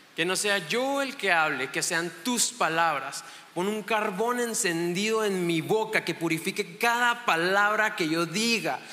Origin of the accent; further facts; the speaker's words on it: Chihuahua, Mexico; vengo de Chihuahua, Chihuahua, México